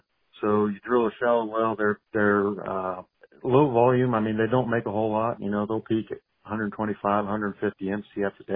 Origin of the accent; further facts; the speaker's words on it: Pennsylvania, United States; moved away as an adult; also born or lived in Oklahoma; now in Houston, United States; I grew up over in the Appalachian Mountains